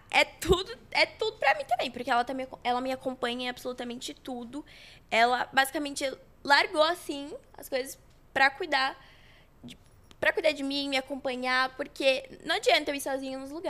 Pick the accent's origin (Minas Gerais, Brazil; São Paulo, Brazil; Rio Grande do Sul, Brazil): São Paulo, Brazil; Guarulhos; born there; Mas eu nasci em Guarulhos, sou guarulhense.